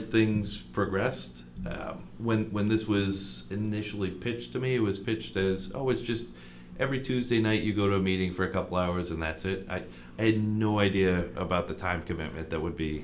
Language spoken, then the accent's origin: English; Attleboro, Massachusetts, United States; I grew up here in Attleboro.